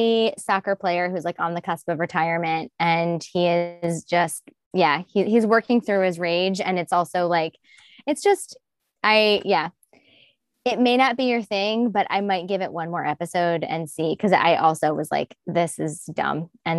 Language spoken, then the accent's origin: English; Midwest, United States; like from the Midwest, and I'm from the Midwest. I like Midwesterners.